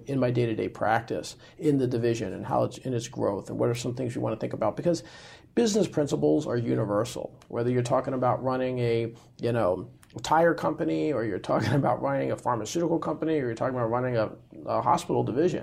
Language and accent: English; United States; I was born here in the U.S